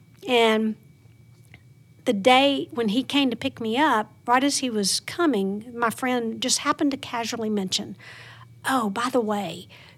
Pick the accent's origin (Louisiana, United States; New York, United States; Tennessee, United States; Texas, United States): Louisiana, United States; Plain Dealing; Plain Dealing, Louisiana.